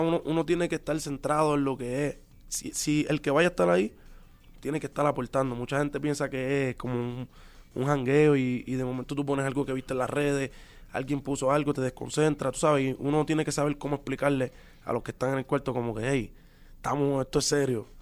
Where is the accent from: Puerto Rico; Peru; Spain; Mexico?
Puerto Rico; los boricuas somos así también